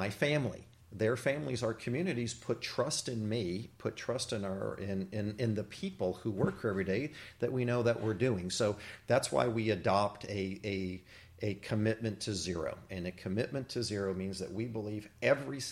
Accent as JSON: {"language": "English", "region": "Texas", "country": "United States", "tie": "born or raised there", "moved": "as an adult", "lives_now": "Jefferson Parish, Louisiana, United States", "said": "I actually grew up in Texas"}